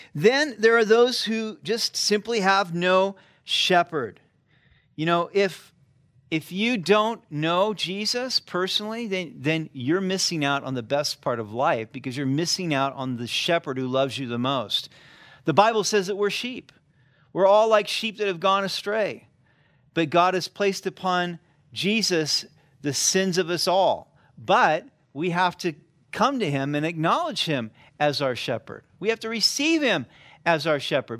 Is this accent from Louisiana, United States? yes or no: no; Sacramento, California, United States; moved away; I grew up in California